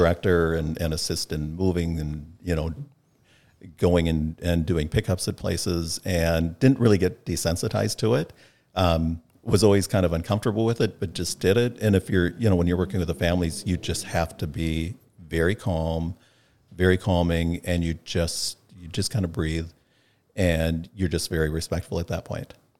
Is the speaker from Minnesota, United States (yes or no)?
yes; North Mankato, Minnesota, United States; grew up in North Mankato